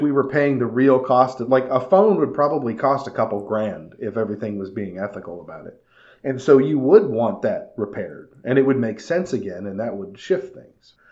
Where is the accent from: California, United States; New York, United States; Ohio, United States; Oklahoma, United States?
California, United States; When I was growing up in California